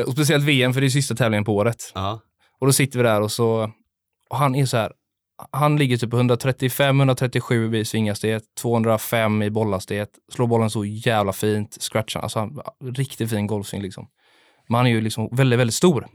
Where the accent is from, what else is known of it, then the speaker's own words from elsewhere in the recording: Gothenburg, Västra Götaland, Sweden; jag är också uppvuxen på Delsjön